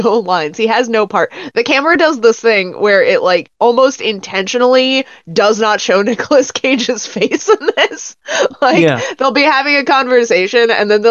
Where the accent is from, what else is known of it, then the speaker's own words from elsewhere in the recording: California, United States; as a Californian